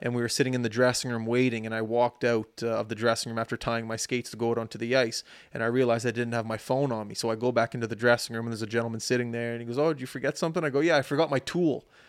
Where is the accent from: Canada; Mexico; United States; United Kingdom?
Canada